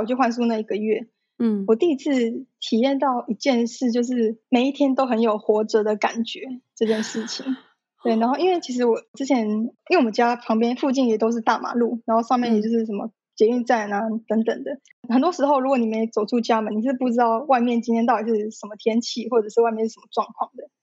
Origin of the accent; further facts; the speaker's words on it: Taipei, Taiwan; 我一直从小都在台北长大